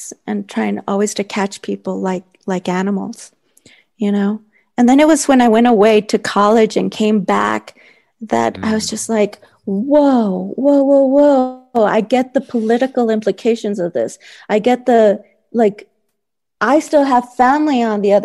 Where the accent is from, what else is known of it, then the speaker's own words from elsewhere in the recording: El Paso, Texas, United States; I grew up in El Paso, Texas, right along that border